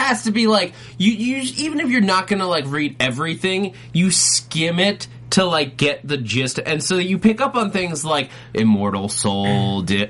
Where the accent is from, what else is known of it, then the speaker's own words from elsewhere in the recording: Dobbs Ferry, New York, United States; I grew up in Westchester. I grew up two towns over from the real village of Sleepy Hollow.